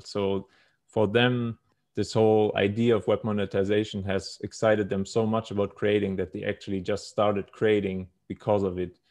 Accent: Munich, Bavaria, Germany; moved away as an adult; now in Thailand; was born and raised in Germany.

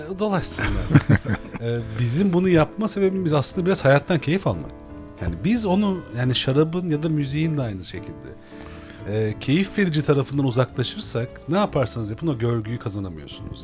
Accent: Istanbul, Turkey; Benim bütün çocukluğum e, Hebil Adada geçti

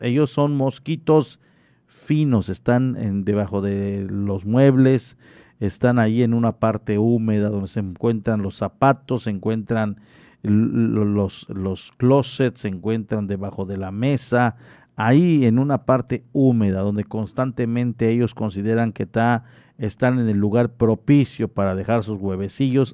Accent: Solferino, Quintana Roo, Mexico; now in Cozumel, Mexico; en la comunidad de Solferino, ahí en mi pueblo natal

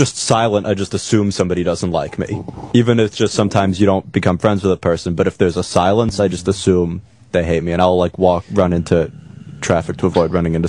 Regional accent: New York City, New York, United States; moved away as an adult; now in Chicago, United States; Oh, no, I'm from New York. I'm from Spanish Harlem area.

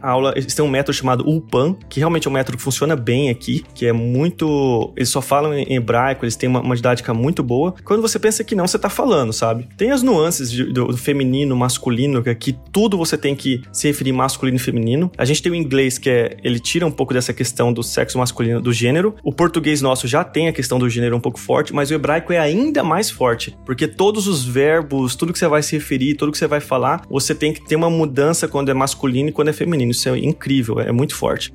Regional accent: Mato Grosso, Brazil; moved away as an adult; now in Jerusalem; eu sou brasileiro, meus pais são goianos e eu nasci no Mato Grosso

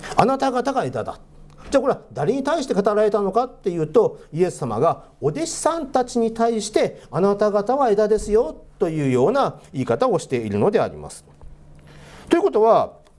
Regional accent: Hokkaido, Japan; moved away as an adult; also born or lived in Aichi Prefecture; now in Sapporo, Japan; 出身は実は北海道なんですね

